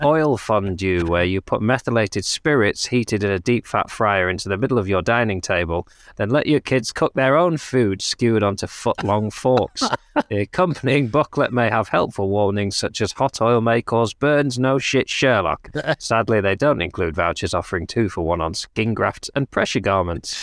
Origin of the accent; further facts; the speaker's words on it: United Kingdom; we're British